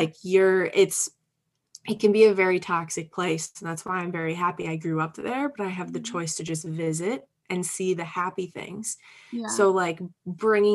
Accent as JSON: {"language": "English", "region": "Upper Peninsula of Michigan", "country": "United States", "tie": "born or raised there", "moved": "as an adult", "said": "I'm from a very small rural place, the Upper Peninsula of Michigan."}